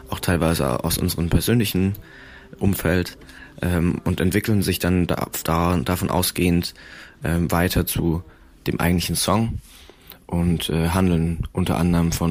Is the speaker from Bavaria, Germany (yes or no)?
yes; Würzburg, Bavaria, Germany; Wir kommen aus Würzburg und wir machen Folkmusik.